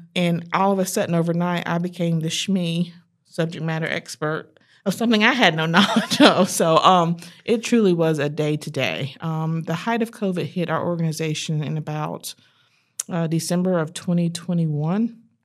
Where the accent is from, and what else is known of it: Fayetteville, North Carolina, United States; born or raised there; moved away as an adult; also born or lived in Chapel Hill, North Carolina; now in Charlotte, United States